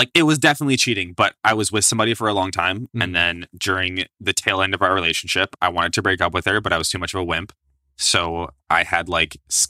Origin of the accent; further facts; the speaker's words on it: India; Well, I'm Indian.